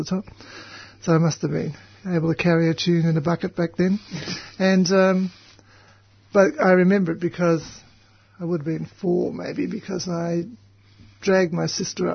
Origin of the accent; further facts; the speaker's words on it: Melbourne, Victoria, Australia; also born or lived in Reservoir / Sydney / Brisbane / East Gippsland; We lived in East Melbourne and I was born not at home but up two blocks away at the Mercy Hospital